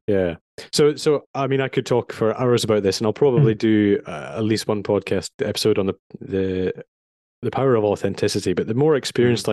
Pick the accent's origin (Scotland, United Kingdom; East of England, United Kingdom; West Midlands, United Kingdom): Scotland, United Kingdom; Edinburgh; moved away as an adult; also born or lived in London; I grew up in Edinburgh